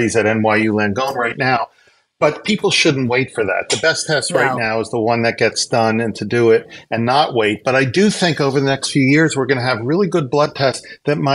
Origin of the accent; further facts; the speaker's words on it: Pennsylvania, United States; also born or lived in Philadelphia; I was born in Pennsylvania, and I went to school in Philadelphia.